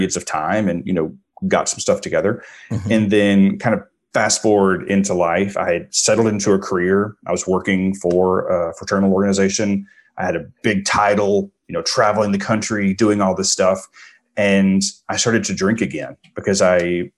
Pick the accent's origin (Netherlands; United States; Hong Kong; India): United States; the deep South; I grew up in the South in like, you know, I was born in 1976